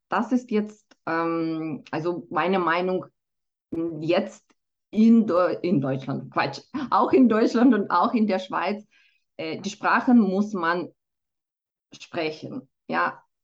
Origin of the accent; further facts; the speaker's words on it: Moldova; first language Romanian and Russian; German is a second language; now in Switzerland; ich bin äh, selber zweisprachig aufgewachsen. Also ich komme ursprünglich aus Moldawien und schon als Kind habe ich Rumänisch und Russisch gelernt